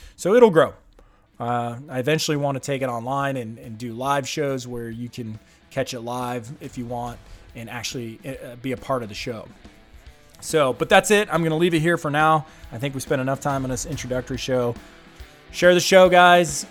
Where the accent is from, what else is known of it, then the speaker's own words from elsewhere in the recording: United States; I'm an American